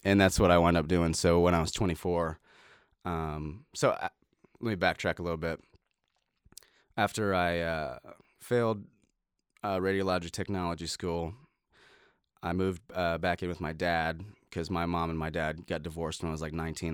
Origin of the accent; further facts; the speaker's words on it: Middletown, Ohio, United States; now in Nashville, United States; I was born in Middletown, Ohio